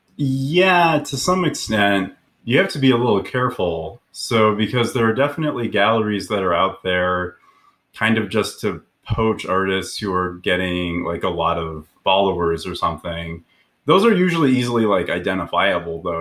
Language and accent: English; Aurora, Colorado, United States; I grew up in Aurora, Colorado, which is just south of Denver